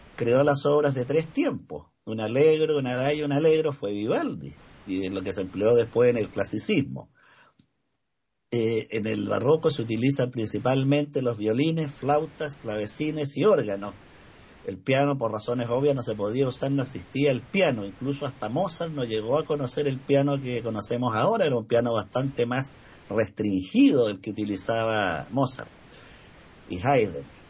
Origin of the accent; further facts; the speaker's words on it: Chile; acá en Chile